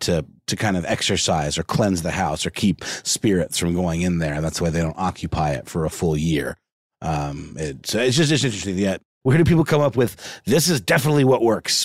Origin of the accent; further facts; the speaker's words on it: Augusta, Georgia, United States; where I grew up in Augusta, Georgia